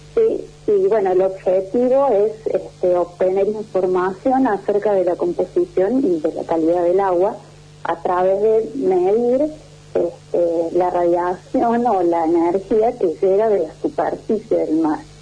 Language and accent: Spanish; Córdoba, Argentina; soy cordobesa